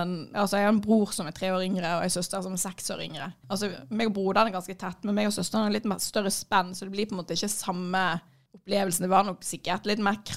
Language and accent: Norwegian; Florø, Vestland, Norway; Jeg kommer fra Florø, jeg hater